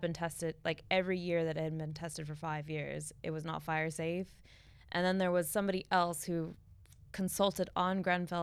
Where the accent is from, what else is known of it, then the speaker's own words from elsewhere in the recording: Palm Springs, California, United States; moved away as an adult; also born or lived in Los Angeles; now in London, United Kingdom; I'm from Palm Springs